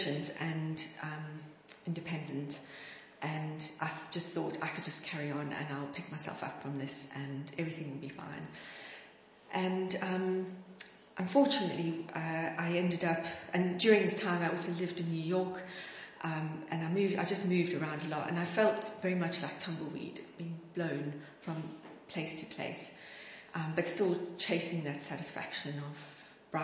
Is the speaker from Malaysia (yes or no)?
no; South Africa; now in Long Crendon, United Kingdom; I grew up in South Africa.